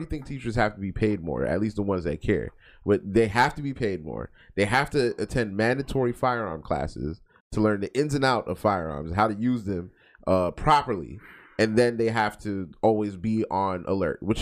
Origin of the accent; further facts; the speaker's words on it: Florida, United States; We're from Florida